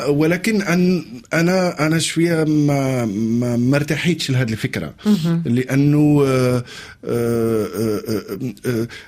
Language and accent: Arabic; Algeria; قلت لها انا الفكره هذه هذه باش حنا من الجزائر نجو لمارسيليا ونقدموا المسرحيه باللغه الجزائريه